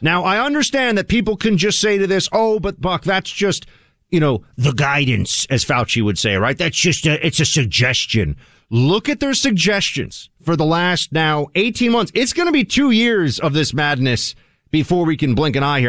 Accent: New York, United States; I'm from New York

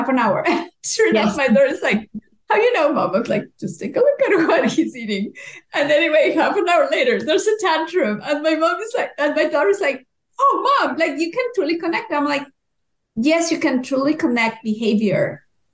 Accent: Mexico; moved away as an adult; now in Canada; I'm originally from Mexico.

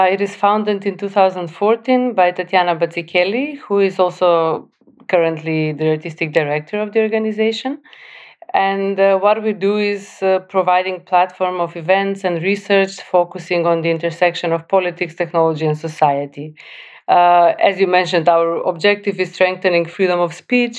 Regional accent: North Macedonia; moved away; also born or lived in Skopje; I'm coming originally from North Macedonia

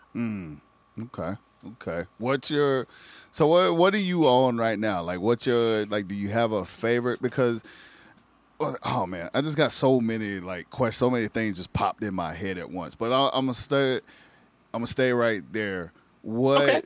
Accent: South Carolina, United States; we grew up in South Carolina.

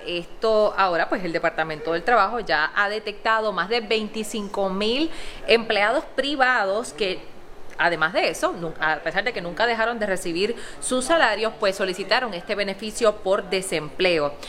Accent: Utuado, Puerto Rico; en mi pueblo, en nuestro pueblo de Utuado

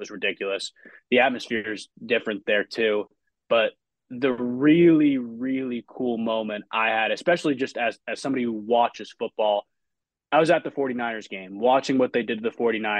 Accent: Massachusetts, United States; moved away as an adult; now in Cleveland, United States; I'm somebody who's not from Cleveland. I'm from Massachusetts. So I've only been out here since I went to college out John Carroll.

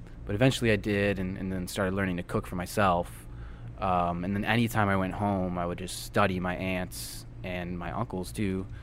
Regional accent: Toronto, Ontario, Canada; also born or lived in Chicago, United States; now in New Orleans, United States; I'm from Toronto originally, and there's the most Italians there anywhere outside of Italy now

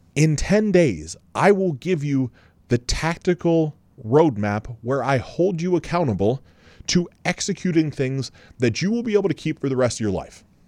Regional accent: Columbus, Ohio, United States; We're both from Columbus.

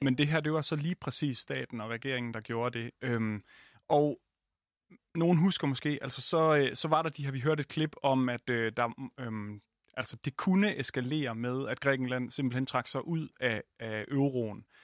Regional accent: Jutland, Denmark; jeg er jo også jyde

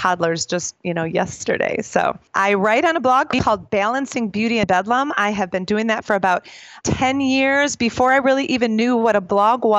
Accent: suburb of Milwaukee, Wisconsin, United States; moved away as an adult; now in North Carolina, United States; I was born and raised in Packerlands

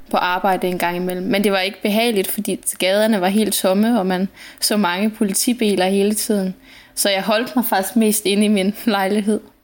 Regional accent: Langeland, Southern Denmark, Denmark; moved away as an adult; also born or lived in London / southern Spain; now in Spain; aldrig nogensinde havde været andre steder end hjemme i Langeå i, i Danmark

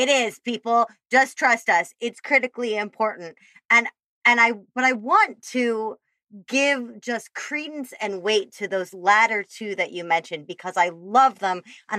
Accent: Chicago, Illinois, United States; accent: Midwestern Chicago; There's my Midwestern Chicago accent just came out too. Fabulous. This fabulous place in Chicago.

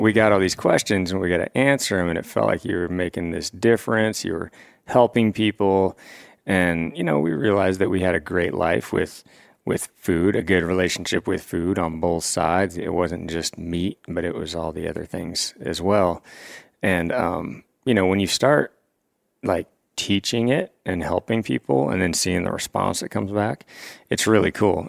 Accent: Washington, United States; moved away as an adult; now in Three Forks, Montana, United States; I come from Washington State

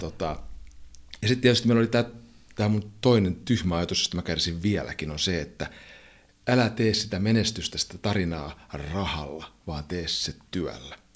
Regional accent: Finland; me ollaan Suomesta kotosi olevia juntteja

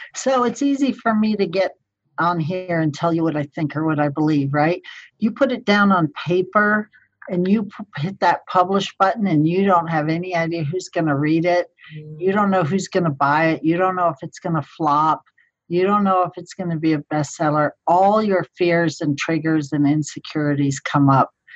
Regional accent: Colorado Springs, Colorado, United States; my hometown, Colorado Springs

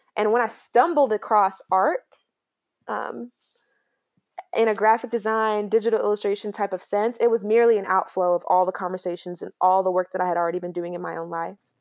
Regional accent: Grayson, Georgia, United States; also born or lived in New York; we moved down to Georgia in tw-, two thousand three, and I've been here ever since. And so, I know nothing but the small town Georgia life.

